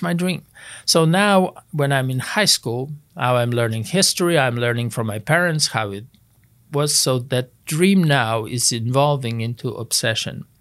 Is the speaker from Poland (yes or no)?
yes; Poland; moved away as an adult; I grew up in Poland, was born and raised in Poland